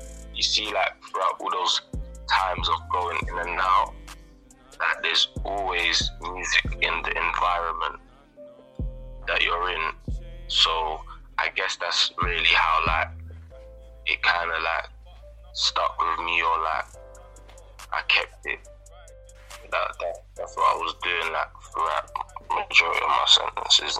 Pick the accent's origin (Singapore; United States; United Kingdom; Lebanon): United Kingdom; London; I'm from the fifth. I grew up in the fifth.